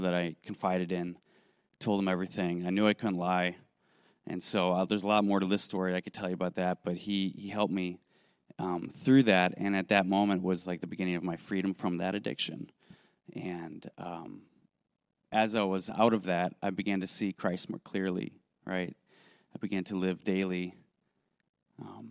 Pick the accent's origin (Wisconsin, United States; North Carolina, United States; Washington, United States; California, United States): Wisconsin, United States; Racine; I grew up in Racine, Wisconsin